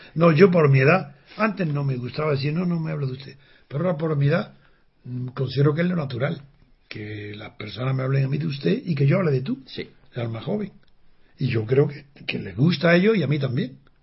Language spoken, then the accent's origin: Spanish; Andalusia, Spain; soy andaluz